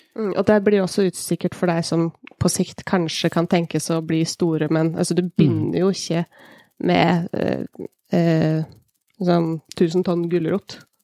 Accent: Hemsedal, Buskerud, Norway; Kommuner sånn som jeg kommer fra, kommer fra Hemsedal

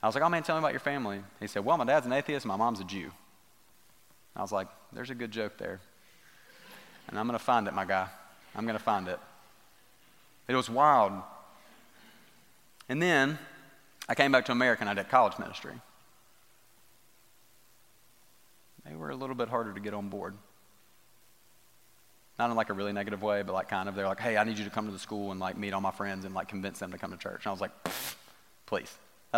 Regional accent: United States

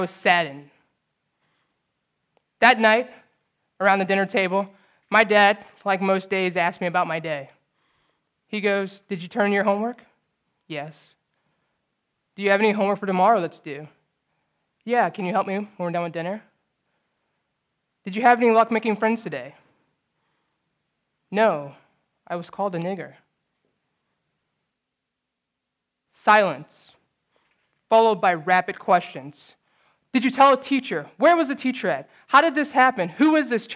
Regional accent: St. Louis, Missouri, United States; also born or lived in New Orleans, Louisiana / Los Angeles, California; I was born in New Orleans. I moved to LA at 2, then moved to St. Louis at 8.

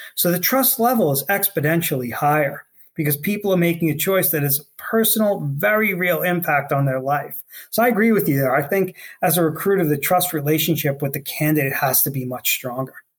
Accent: New York City, New York, United States; I grew up on Staten Island in New York City

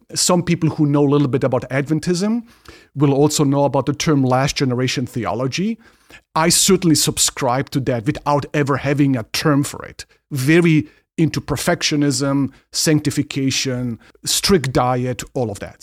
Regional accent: Ingolstadt, Bavaria, Germany; moved away; I grew up in Germany and in a town, in a city, town, uh, Ingolstadt

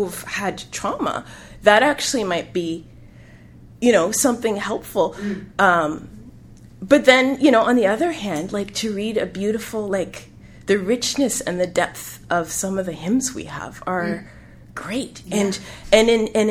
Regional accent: Canada; I am African Canadian

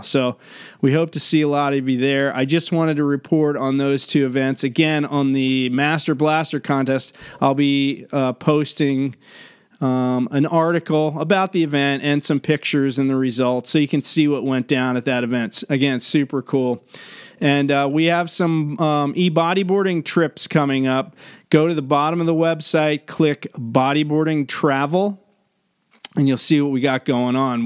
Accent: Maryland, United States; my hometown in Maryland

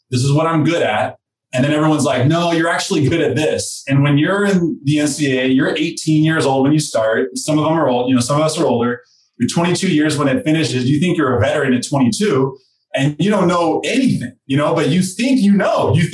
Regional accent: Mexico; born there; first language Spanish; English is a second language; I'm a Mexican citizen. I was born in Mexico. People say you don't sound it.

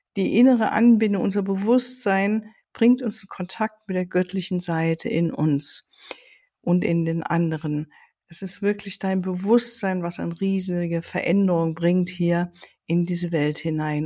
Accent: Germany; hier bei uns in Deutschland

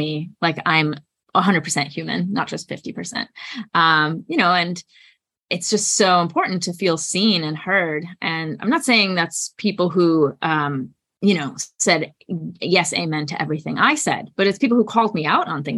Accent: Germany; moved away as an adult; now in United States; I'm from Germany, born and raised, and I came to the US for my undergraduate studies.

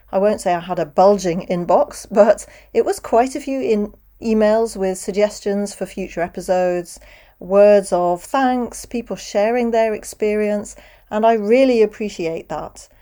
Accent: United Kingdom; accent: British, close to RP; now in Europe; I'm British. I speak with a British accent. I'm based in Europe

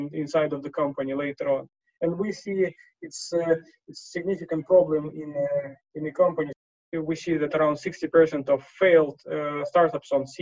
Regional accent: Moscow, Russia; also born or lived in Siberia; now in London, United Kingdom; So I was born in Siberia, grew in Moscow, and now investing out of London.

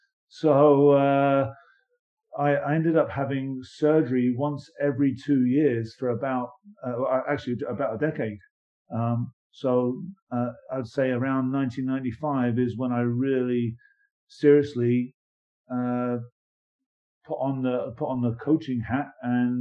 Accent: England, United Kingdom; moved away; growing up in England

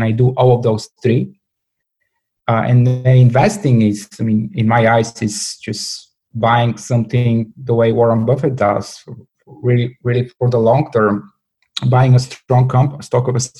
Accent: Bulgaria; moved away as an adult; I was born and raised in Bulgaria.

